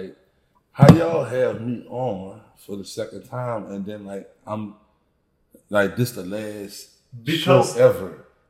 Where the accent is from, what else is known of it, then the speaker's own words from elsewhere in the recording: New Orleans, Louisiana, United States; I'm from New Orleans, right?